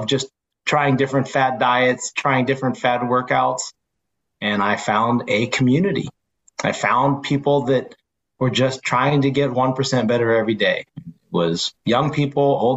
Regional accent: San Francisco Bay Area, California, United States; I say, oh, San Francisco Bay Area

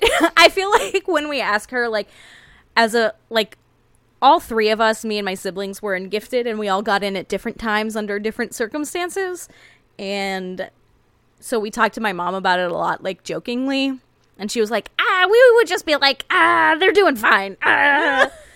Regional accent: United States; ours as Americans

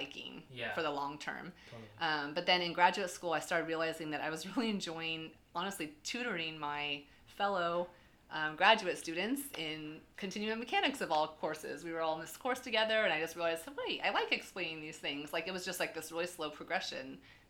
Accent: Fallbrook, California, United States; also born or lived in Seattle, Washington / Charlottesville, Virginia / Davis, California; now in San Diego, United States; I'm actually from just north of San Diego. I'm from Fallbrook.

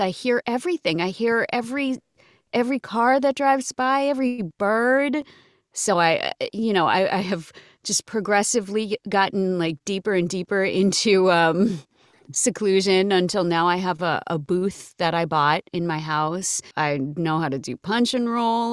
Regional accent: Massachusetts, United States; I grew up in Massachusetts

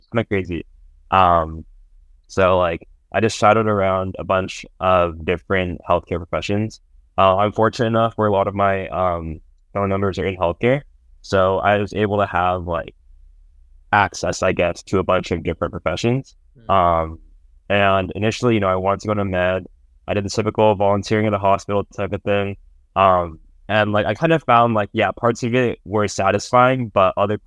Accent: San Jose, California, United States; now in San Francisco, United States; I'm from San Jose, California

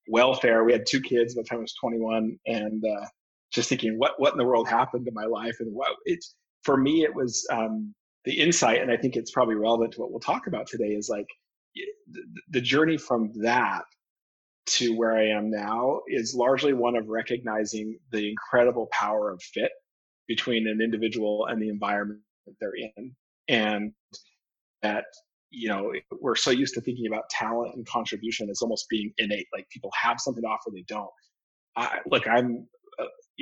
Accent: just outside of Salt Lake City, rural Utah, United States; moved away as an adult; now in Massachusetts, United States; I grew up in just outside of Salt Lake City

